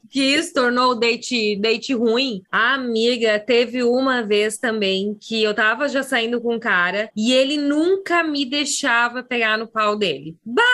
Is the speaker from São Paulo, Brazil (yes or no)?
no; interior of Rio Grande do Sul, Brazil; eu cresci numa cidade que tem 20 e poucos mil habitantes no interior do Rio Grande do Sul